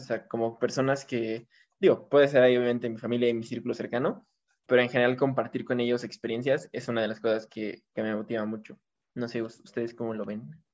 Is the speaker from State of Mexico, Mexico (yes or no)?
yes; Toluca, State of Mexico, Mexico; yo igual soy de Toluca